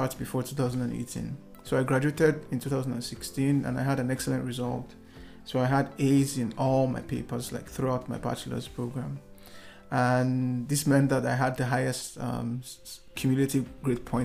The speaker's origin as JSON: {"language": "English", "country": "Nigeria", "said": "in a city called Lagos in my home country, the commercial capital of the country"}